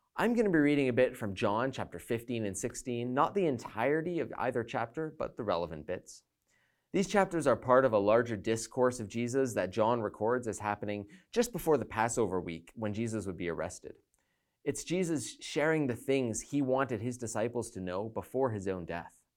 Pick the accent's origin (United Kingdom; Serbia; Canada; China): Canada; speaking as a Canadian